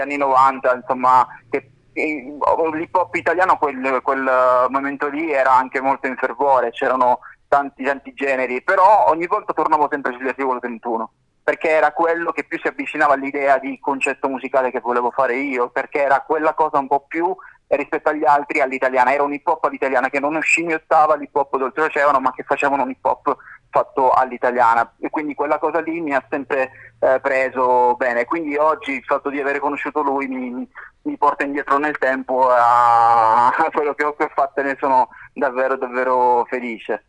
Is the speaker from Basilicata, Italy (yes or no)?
no; Sicily, Italy; da siciliano